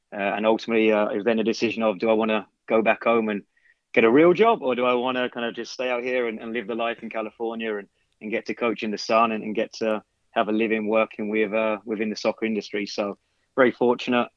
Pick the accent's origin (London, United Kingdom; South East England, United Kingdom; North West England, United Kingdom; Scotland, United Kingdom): London, United Kingdom; now in United States; I grew up in London